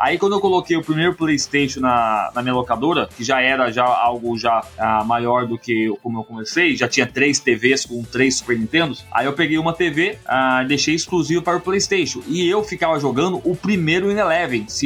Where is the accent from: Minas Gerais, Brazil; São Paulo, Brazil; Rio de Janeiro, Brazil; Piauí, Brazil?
São Paulo, Brazil; Mogi Mirim; Mogi Mirim, São Paulo.